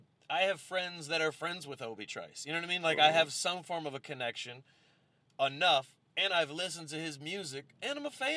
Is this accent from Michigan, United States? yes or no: yes; Southfield, Michigan, United States; I'm from Southfield. I get it that it's not Detroit, but I'm more familiar with black culture than the average person that's from Troy or West Bloomfield.